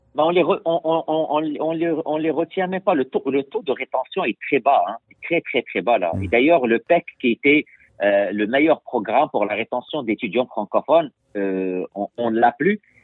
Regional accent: Quebec, Canada

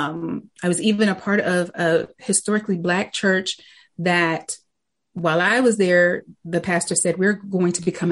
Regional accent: Winston-Salem, North Carolina, United States; I grew up in Winston-Salem, North Carolina

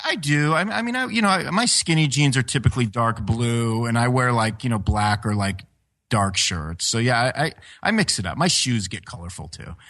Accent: California, United States; I was European guy from California

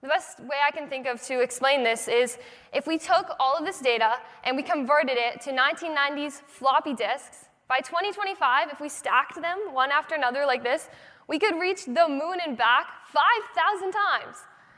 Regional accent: Boston, Massachusetts, United States; I'm 16 years old, I'm from Boston

